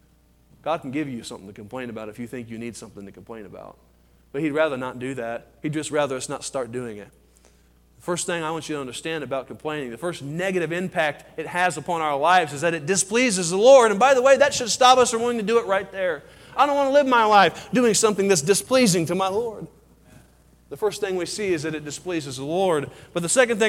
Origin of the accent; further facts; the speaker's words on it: Colorado, United States; I'm from Colorado.